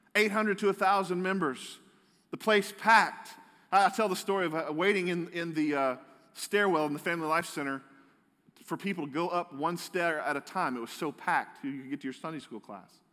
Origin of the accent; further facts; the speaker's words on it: United States; I'm a proud American